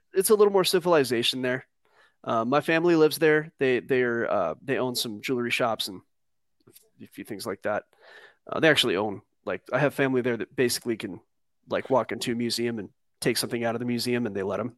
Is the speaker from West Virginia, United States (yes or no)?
no; Southern California, United States; I grew up in Southern California